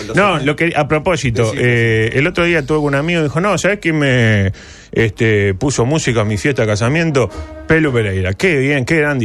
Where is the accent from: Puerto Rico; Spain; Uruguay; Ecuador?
Uruguay; somos uruguayos